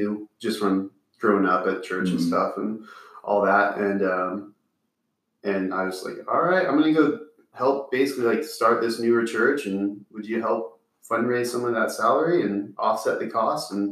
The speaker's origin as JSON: {"language": "English", "town": "Malibu", "region": "California", "country": "United States", "tie": "born or raised there", "moved": "as an adult", "lives_now": "Texas, United States", "said": "I grew up in Malibu"}